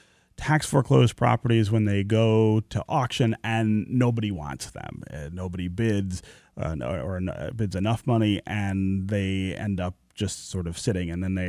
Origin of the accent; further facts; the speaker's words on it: Detroit, Michigan, United States; As somebody who is from here and who is still pretty deeply involved in the neighborhood where I was born near Livernois and Grand River, I own the house that my family lived in when I was born